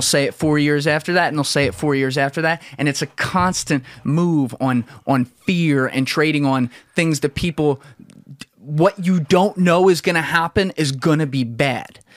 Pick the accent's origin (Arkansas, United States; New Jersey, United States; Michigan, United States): New Jersey, United States; moved away as an adult; also born or lived in New York; We're both from South Jersey. Grew up around Philly in Philly all the time